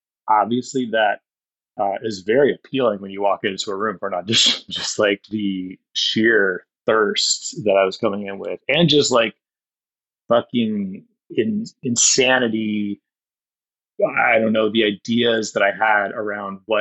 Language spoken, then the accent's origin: English; Ohio, United States; moved away as an adult; also born or lived in New York; now in Los Angeles, United States; I'm from Ohio, but the part of Ohio that like Hillbilly Elegy is set, those are my people